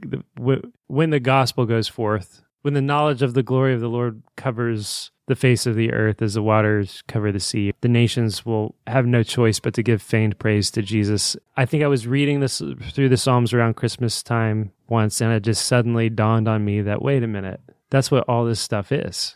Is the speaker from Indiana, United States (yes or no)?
yes; Indiana, United States; the city that we grew up in.